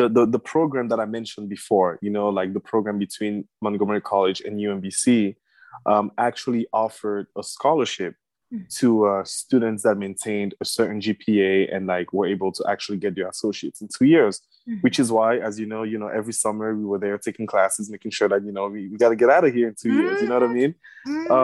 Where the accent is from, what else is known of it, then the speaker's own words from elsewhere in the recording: Cameroon; now in Pennsylvania, United States; I am originally from Cameroon in West Africa